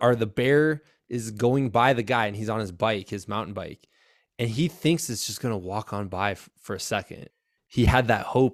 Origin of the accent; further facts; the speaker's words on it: Iowa, United States; moved away; also born or lived in Virginia; we're from Iowa